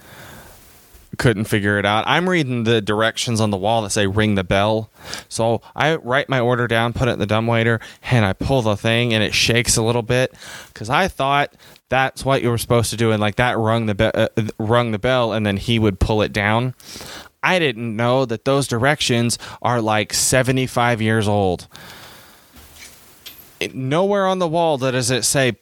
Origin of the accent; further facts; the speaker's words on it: United States; I'm from America